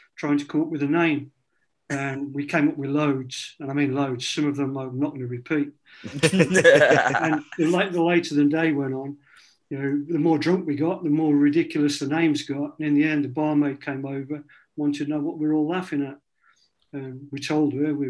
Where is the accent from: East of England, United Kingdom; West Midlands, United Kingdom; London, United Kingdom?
West Midlands, United Kingdom; Codsall, South Staffordshire; I was born in Covan, which is a borough in South Staffordshire